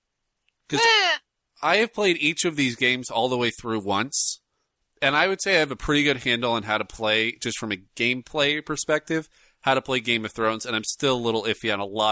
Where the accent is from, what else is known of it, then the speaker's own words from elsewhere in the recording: Bremerton, Washington, United States; we grew up in the World War II site of Bremerton, Washington.